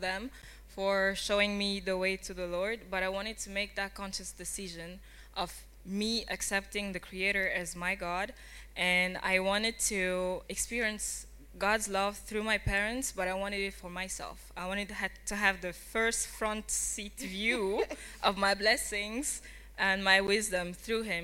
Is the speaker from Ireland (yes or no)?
no; Kinshasa, DR Congo; moved away; also born or lived in Rome / Paris; I'm from Congo, Republic Democratic of the Congo, Kinshasa